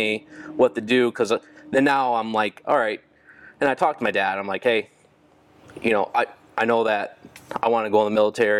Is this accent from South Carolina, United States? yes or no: no; Littleton, New Hampshire, United States; I want to live in Littleton. This is my hometown